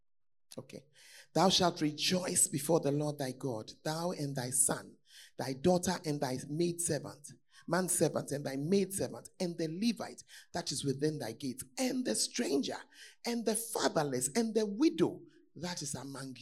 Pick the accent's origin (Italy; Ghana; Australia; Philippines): Ghana; if you are a Ghanaian, most of us are from poor homes